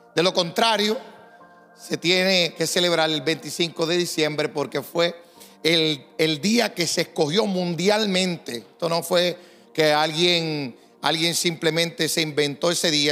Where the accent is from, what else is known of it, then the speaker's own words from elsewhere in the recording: Puerto Rico; Como buenos puertorriqueños